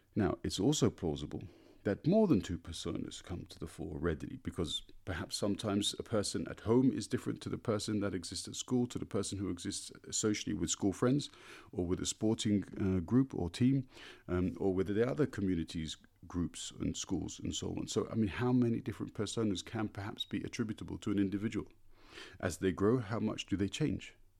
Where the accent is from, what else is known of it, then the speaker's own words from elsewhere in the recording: London, United Kingdom; now in Berlin, Germany; I was born in London and feel very much native to my city of birth